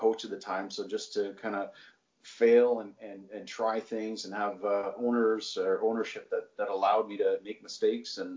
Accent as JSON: {"language": "English", "town": "Nepean", "region": "Ontario", "country": "Canada", "tie": "born or raised there", "said": "I grew up in Nepean, so played my minor hockey there"}